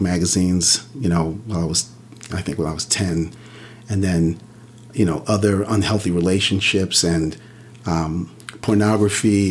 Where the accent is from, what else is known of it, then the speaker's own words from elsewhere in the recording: Central Islip, New York, United States; We grew up on Long Island, in the middle of Long Island, middle of Suffolk County, a town called Central Islip